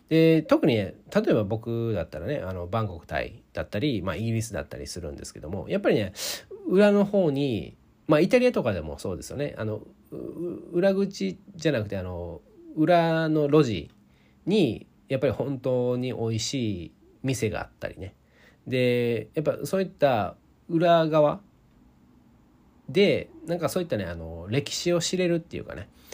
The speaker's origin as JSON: {"language": "Japanese", "region": "Osaka", "country": "Japan", "tie": "born or raised there", "said": "僕、大阪出身"}